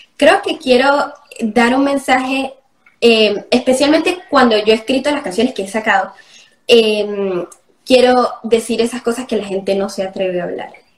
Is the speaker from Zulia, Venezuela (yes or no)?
no; Andean Venezuela, Táchira, Venezuela; ¿sabes cómo somos los gochos?